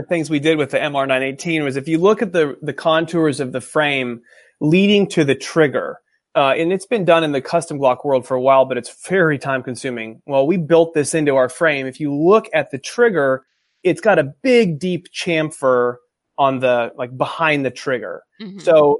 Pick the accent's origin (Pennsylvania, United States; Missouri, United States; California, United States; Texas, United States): California, United States; I'm from California, actually.